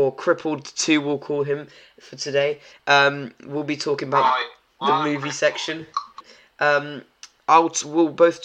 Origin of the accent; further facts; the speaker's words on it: Poland; I'm from Poland